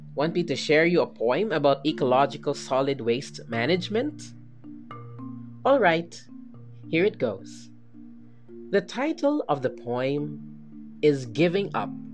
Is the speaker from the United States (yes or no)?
no; Philippines; as a Filipino student citizen